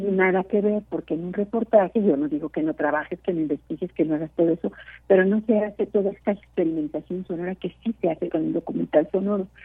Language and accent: Spanish; Mexico; somos dos mexicanas